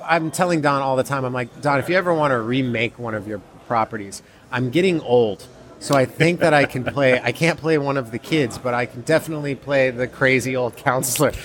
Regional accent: Georgia, United States; where I grew up in Georgia

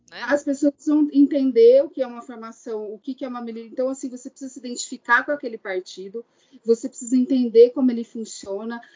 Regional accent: Araraquara, São Paulo, Brazil; now in Goiânia, Brazil; eu, como sendo uma paulistana, né, nasci em Araraquara, interior do estado de São Paulo

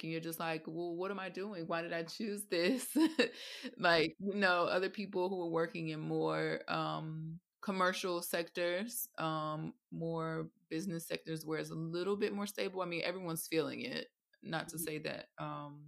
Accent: Atlanta, Georgia, United States; now in London, United Kingdom; originally from Atlanta, Georgia, in the States, and now living in London, England

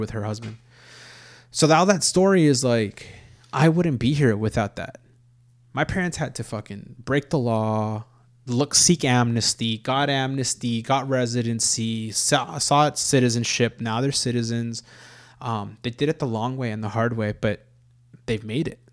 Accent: Los Angeles, California, United States; we were born and raised in Los Angeles

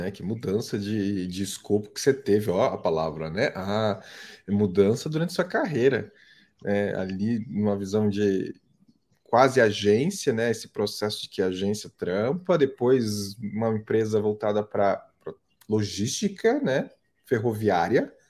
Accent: Manaus, Amazonas, Brazil; now in Porto, Portugal; Então, eu sou natural de Manaus e hoje eu estou falando de Portugal, na cidade do Porto.

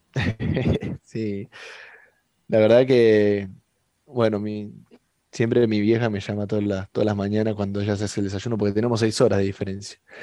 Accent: Mar del Plata, Buenos Aires Province, Argentina; moved away as an adult; now in Qatar; somos, o sea, somos argentinos

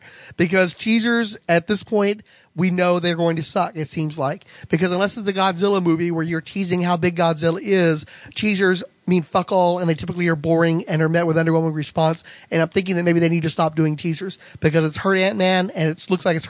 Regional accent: Waverly, Iowa, United States; His birthplace, according to the official handbook of the Marvel Universe, is none other than my hometown of Waverly, Iowa. 10,000 people strong.

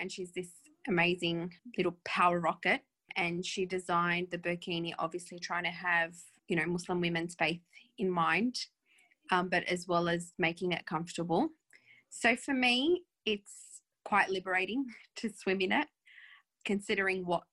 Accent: New South Wales, Australia; I grew up on the beach. I grew up feeling as Aussie as anybody

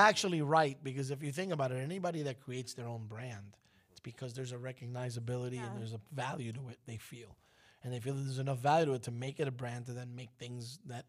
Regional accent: New York City, New York, United States; I grew up in Brooklyn, man

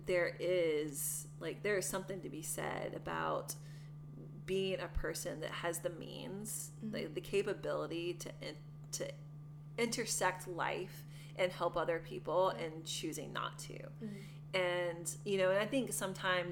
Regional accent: the South, United States; moved away; also born or lived in Portland, Maine; I was born in the South and raised in, like I said, a very racist family

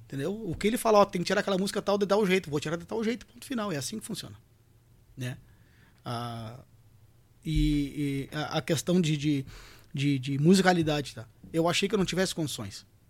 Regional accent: Bagé, Rio Grande do Sul, Brazil

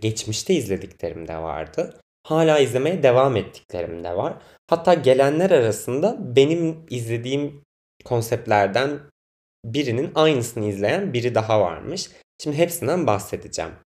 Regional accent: Biga, Çanakkale, Turkey; now in Istanbul, Turkey; Çanakkale, Çanakkale'liyim ben. Çanakkale'nin Biga ilçesinde ailem yaşıyor. Ben de oralıyım.

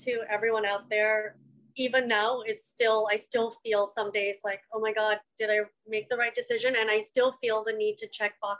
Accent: India; to be honest, being Indian, like a lot of the time, you've heard this as well, when you talk about minorities, you see a caricature of the minorities.

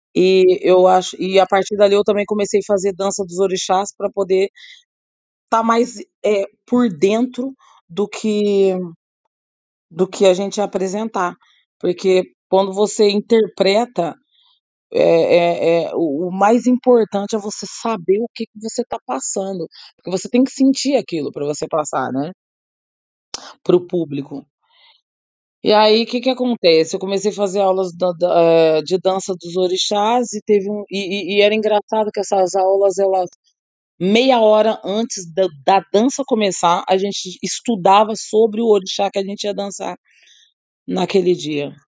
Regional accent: Brazil; moved away; no Brasil, no meu país, no lugar onde eu nasci

